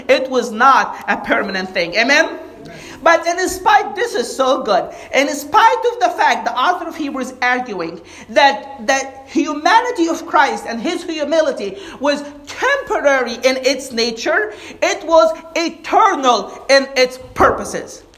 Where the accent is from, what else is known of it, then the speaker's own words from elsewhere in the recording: Egypt; moved away; we grew up in Egypt